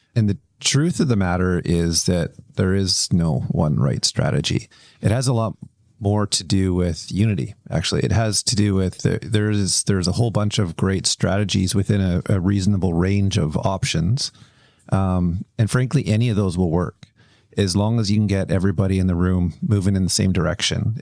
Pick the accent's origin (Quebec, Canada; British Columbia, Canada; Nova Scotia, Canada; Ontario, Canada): British Columbia, Canada; Kelowna; I grew up in Kelowna